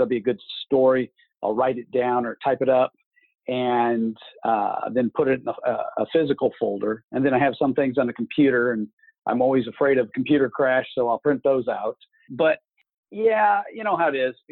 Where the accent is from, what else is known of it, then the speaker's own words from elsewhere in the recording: Kansas City, Missouri, United States; now in Kansas City, Kansas, United States; I am from outside of Kansas City, Missouri, and now I live outside of Kansas City, Kansas.